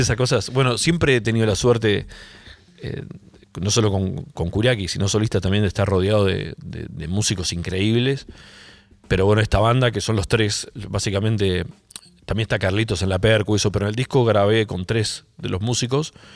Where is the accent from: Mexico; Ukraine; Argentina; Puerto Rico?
Argentina; acá de la Argentina